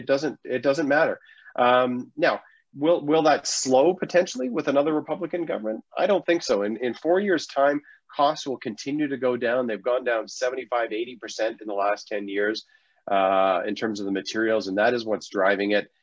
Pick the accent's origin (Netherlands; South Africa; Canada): Canada; we're Canadian